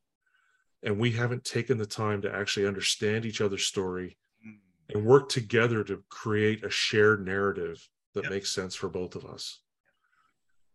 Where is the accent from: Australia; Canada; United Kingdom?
Canada; I'm from Canada, off the West Coast